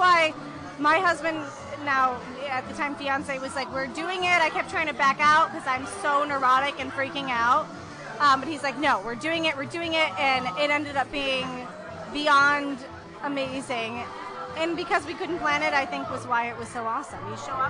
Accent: Michigan, United States; From Michigan.

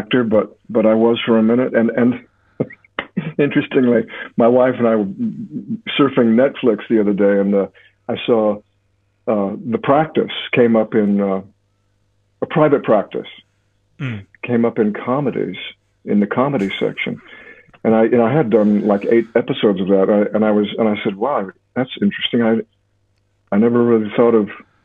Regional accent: Alaska, United States; moved away; I was raised in Alaska

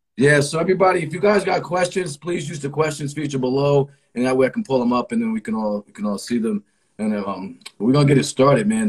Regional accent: Connecticut, United States; I am from Connecticut. So I would have I was the cousin from Connecticut going to Virginia.

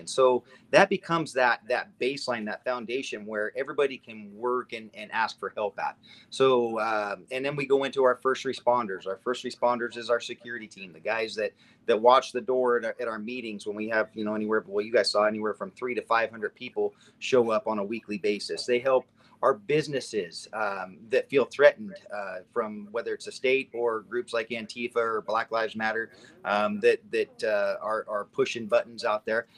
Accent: Nevada, United States; now in Redmond, United States; I grew up in Nevada. I had moved to Oregon

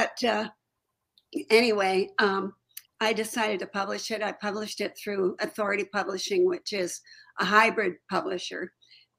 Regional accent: Toronto, Ontario, Canada; moved away as an adult; also born or lived in Chicago / Alaska; I had lived in Toronto and I grew up in Toronto

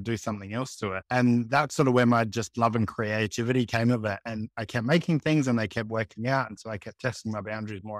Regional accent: Adelaide, South Australia, Australia; I'm Adelaide born and bred, always been here

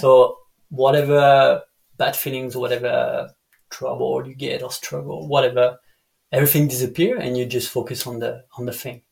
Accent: Dijon, Bourgogne-Franche-Comté, France; English is a second language; moved away as an adult; also born or lived in the Alps / Bali; I'm from Dijon

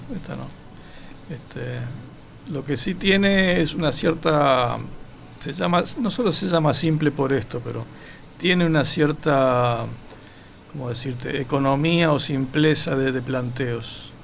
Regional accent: Montevideo, Uruguay; yo soy de Rafa.

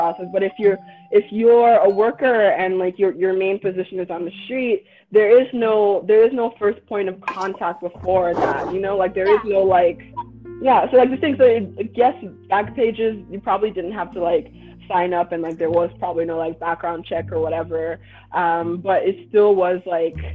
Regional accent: the South, United States; also born or lived in Nigeria; growing up in the South

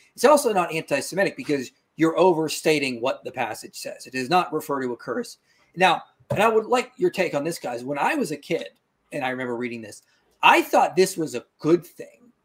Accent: Pittsburgh, Pennsylvania, United States; I'm from Pittsburgh

